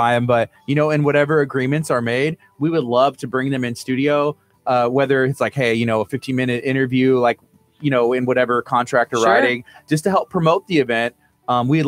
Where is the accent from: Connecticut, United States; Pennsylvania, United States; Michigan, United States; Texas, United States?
Texas, United States; La Marque; I grew up in Lamarck. I don't live in Lamarck, but I work in Lamarck